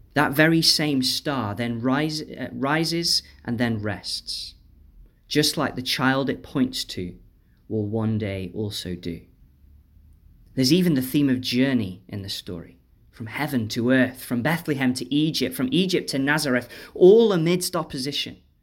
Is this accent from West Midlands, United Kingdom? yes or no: yes; Stoke-on-Trent, West Midlands, United Kingdom; my hometown of Stoke